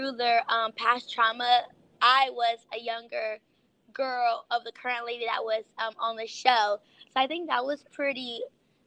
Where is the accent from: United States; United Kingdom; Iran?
United States; Dallas, Texas; now in Los Angeles, United States; I am from Dallas, Texas.